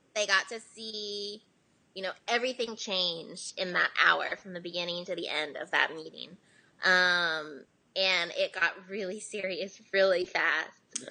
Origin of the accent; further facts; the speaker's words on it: Ohio, United States; also born or lived in South Korea; now in Nashville, United States; I was born here, but I was raised in America, and like I don't speak Korean